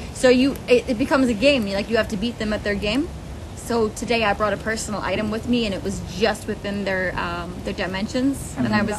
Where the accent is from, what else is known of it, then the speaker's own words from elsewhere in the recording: Ireland; moved away; I grew up in Ireland when Ryanair was at its peak.